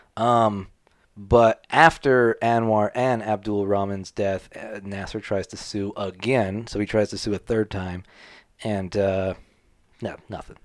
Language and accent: English; United States; I'm American.